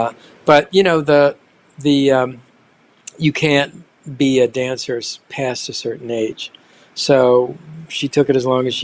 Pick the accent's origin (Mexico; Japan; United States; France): Japan; Nagoya, Aichi; born there; I was born in Nagoya, Japan in 1953.